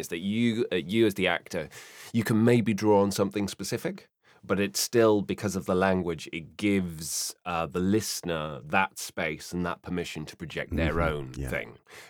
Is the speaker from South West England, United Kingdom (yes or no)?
yes; South West England, United Kingdom; born there; My dad was from Bognor Regis. My mum was from Belfast. Apparently that seemed to accent what I was born in Somerset in the southwest of England, where they all speak like that. And therefore, for some reason, I've just come out relatively neutral.